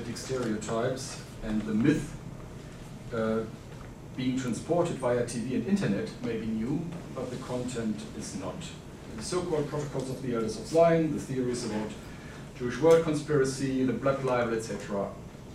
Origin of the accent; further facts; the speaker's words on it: Germany; accent: German; English is a second language; moved away; I'm, as you hear from my accent, originally from Germany